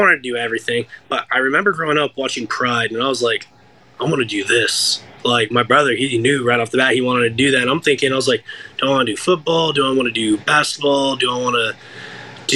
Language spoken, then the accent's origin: English; United States; I'm from America